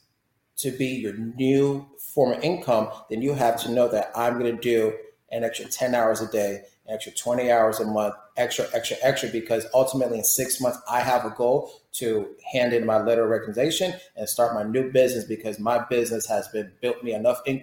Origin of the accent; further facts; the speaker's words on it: Florida, United States; moved away as an adult; I'm from Florida, but I lost the Floridian